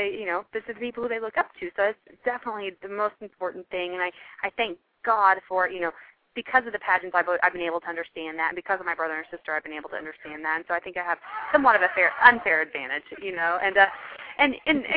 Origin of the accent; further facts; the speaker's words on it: Texas, United States; I'm a girl from Texas